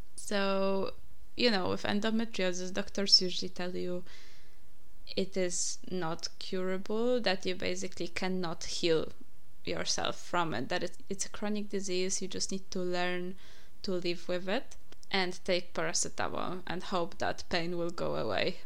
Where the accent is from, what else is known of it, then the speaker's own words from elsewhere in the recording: Poland; English is a second language; moved away; I'm from Poland, by the way, if you didn't realize my accent yet.